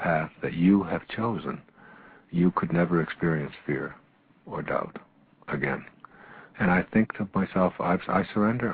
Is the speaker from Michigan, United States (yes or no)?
yes; Detroit, Michigan, United States; When I was a young boy in the ninth grade at Denby High School on the east side of Detroit